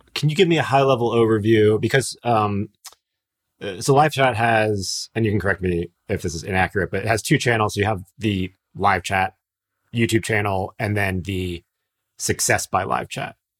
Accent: Miami, Florida, United States; I'm from Miami as well

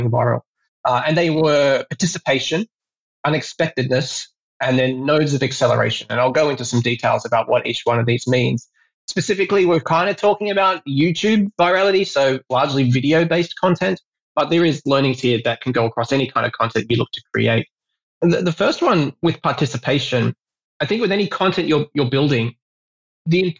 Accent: Australia; now in Singapore; I am Australian myself

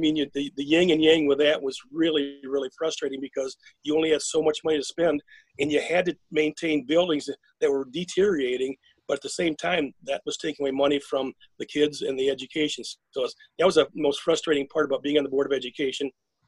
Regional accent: Flint, Michigan, United States; growing up in Flint.

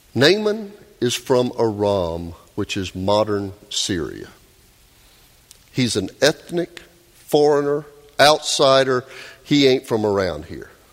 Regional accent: Doraville, Georgia, United States; my hometown of Doraville. Doraville, just a few exits north of here on 85, where Melissa and I grew up

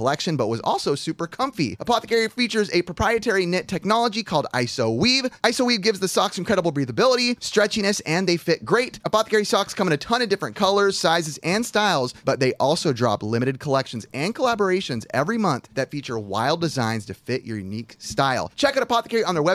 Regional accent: California, United States; we in California, where we from

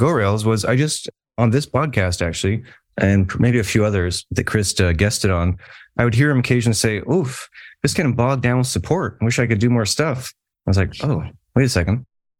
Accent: Canada; And as you can tell by my accent, Colin just reminded me, I am Canadian.

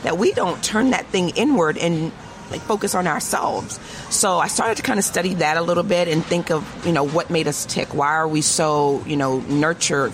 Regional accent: Crofton, Maryland, United States; that was where I was born and raised.

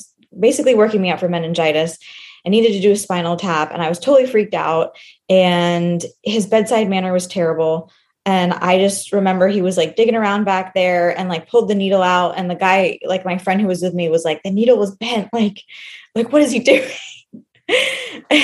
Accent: Houston, Texas, United States; I grew up in the Houston area

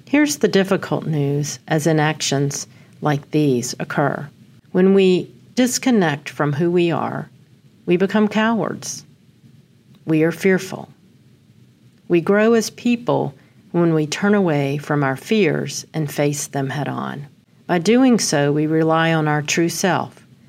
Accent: Amarillo, Texas, United States; I was born on August eighth in Amarillo

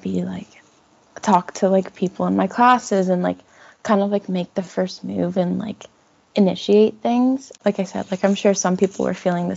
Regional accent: Burlington, Ontario, Canada; I'm from Burlington, so it's kind of like a suburb area.

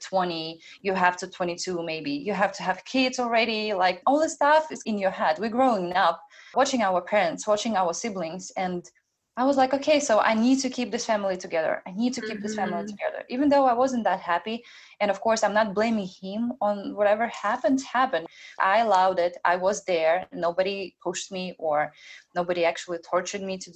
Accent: Belarus; moved away; I'm an immigrant as well. I was born in Belarus. I came here alone without any friends or parents

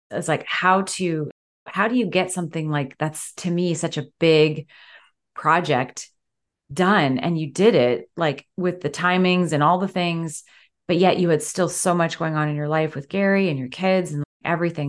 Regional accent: London, Ontario, Canada; my hometown, London, Ontario

